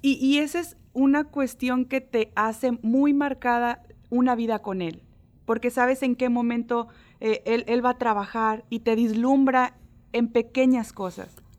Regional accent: Mexico

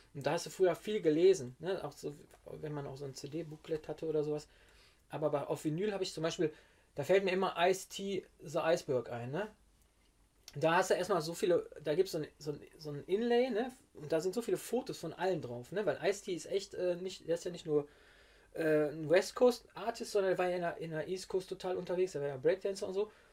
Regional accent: Witten, North Rhine-Westphalia, Germany; ich komme ja aus Witten zwar, aber noch so ein kleines Dörfchen noch davor

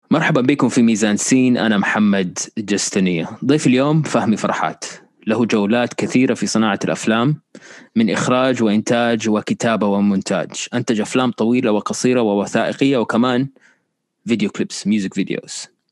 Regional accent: Riyadh, Riyadh Province, Saudi Arabia; انا كنت مولود في الرياض

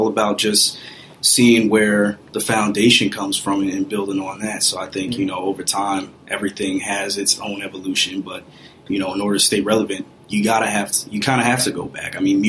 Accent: New Jersey, United States; I grew up in North Jersey, about 20 minutes outside of New York City.

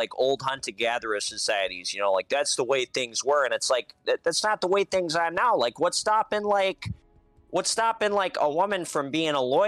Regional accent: Boston, Massachusetts, United States; as a Bostonian

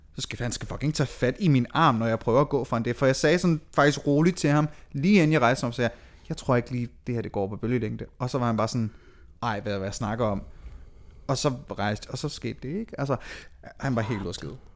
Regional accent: Aalborg, North Denmark Region, Denmark; moved away; Jeg boede stadigvæk hjemme i Aalborg.

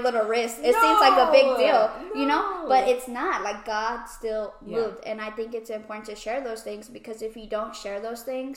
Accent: Houston, Texas, United States; We're from Houston

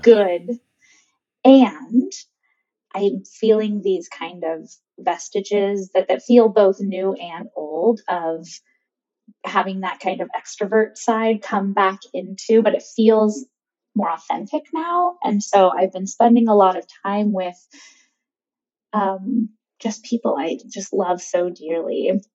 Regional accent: California, United States; I'm born and raised in California

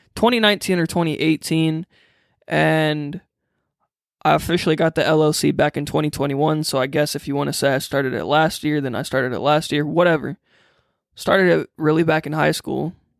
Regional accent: Freeport, Illinois, United States; born and raised in Freeport, Illinois, about two hours from Chicago

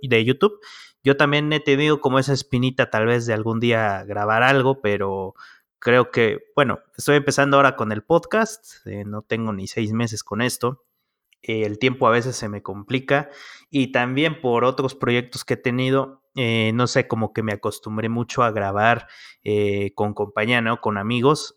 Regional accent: Mexico; acá en México

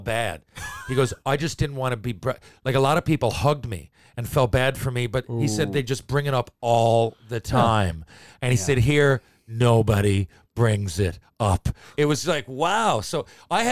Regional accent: Mount Pearl, Newfoundland and Labrador, Canada; when you're growing up in Mount Pearl

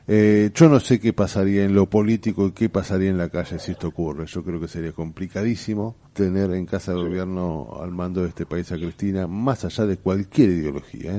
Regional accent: Argentina; soy argentino

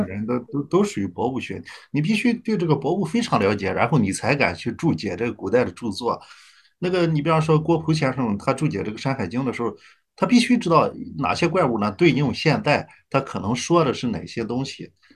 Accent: Jiaodong Peninsula, Shandong, China; 我们那个地方吧靠海，但是我的父母和村里的人吧，嗯，基本上还是种地

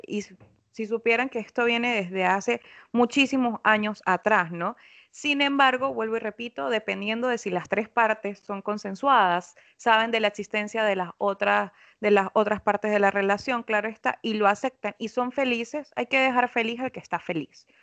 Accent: Venezuela; now in Lima, Peru; Yo soy psicóloga venezolana.

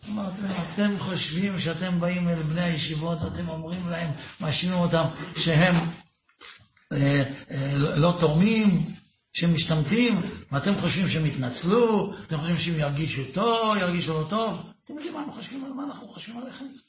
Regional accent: Netanya, Central District, Israel; אני גדלתי בנתניה

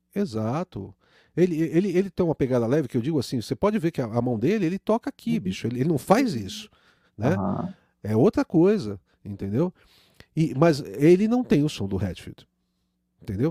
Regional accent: Brazil; o brasileiro, a gente é colonizado

